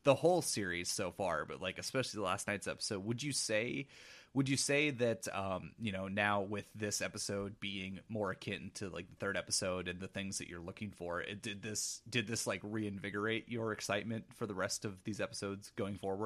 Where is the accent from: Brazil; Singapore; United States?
United States; Pacific Northwest; growing up in the Pacific Northwest, like, I, I live currently forty minutes away from, uh, where Twin Peaks is shot